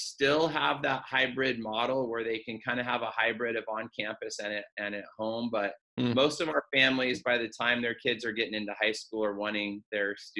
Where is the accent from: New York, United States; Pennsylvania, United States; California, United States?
California, United States; Escondido; also born or lived in Covina, California; I've been born and raised in Escondido, California